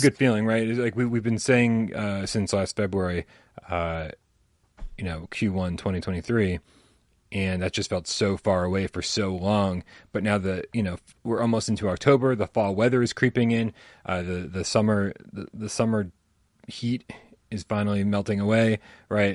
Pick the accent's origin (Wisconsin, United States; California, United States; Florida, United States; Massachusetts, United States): Massachusetts, United States; Boston; I'm from Boston